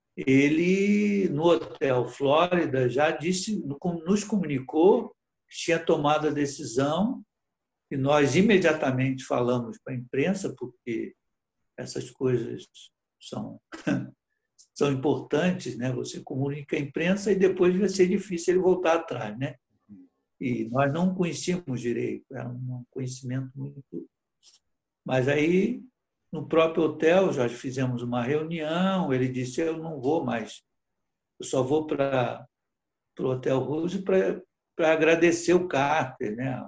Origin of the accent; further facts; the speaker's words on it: Brazil; moved away as an adult; also born or lived in Portugal; Eu praticamente voltei a, a ser brasileiro, voltando do exílio